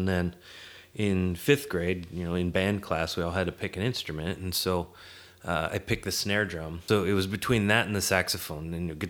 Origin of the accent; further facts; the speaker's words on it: Seattle, Washington, United States; Well, I grew up in Seattle area.